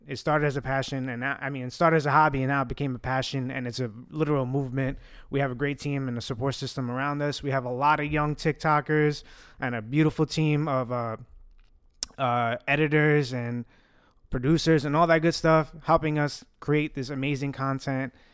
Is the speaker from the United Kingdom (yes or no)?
no; New York City, New York, United States; first language Italian; English is a second language; growing up Italian, where are we from? We are from Williamsburg, Brooklyn, New York